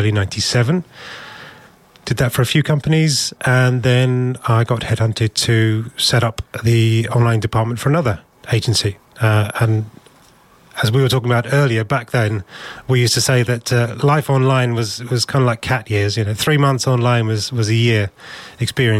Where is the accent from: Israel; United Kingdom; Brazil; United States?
United Kingdom; we're British